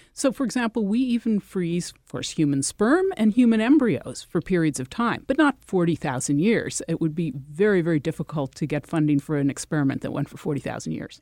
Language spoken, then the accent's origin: English; Connecticut, United States; I'm from Connecticut